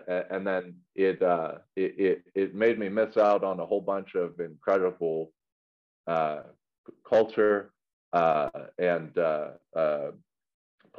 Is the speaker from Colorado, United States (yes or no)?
yes; Colorado Springs, Colorado, United States; I grew up in Colorado Springs